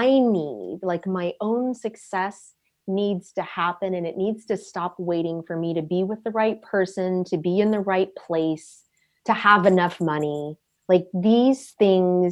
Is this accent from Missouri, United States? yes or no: no; Southern California, United States; moved away as an adult; also born or lived in Dublin, Ireland; now in Ireland; I came from Southern California, where if something was 20 years old, it was old